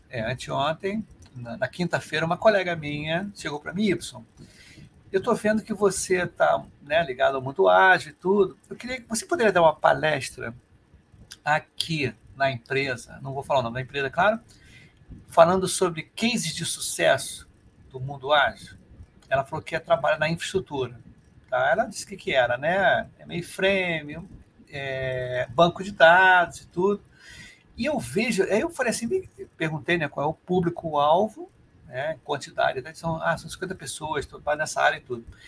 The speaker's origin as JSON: {"language": "Portuguese", "region": "Rio de Janeiro", "country": "Brazil"}